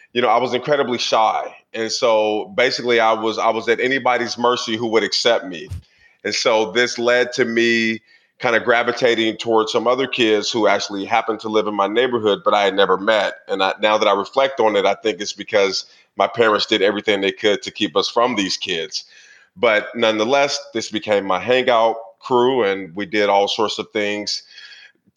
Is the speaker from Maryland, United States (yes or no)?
no; Portland, Oregon, United States; I grew up in Portland, Oregon in the 80s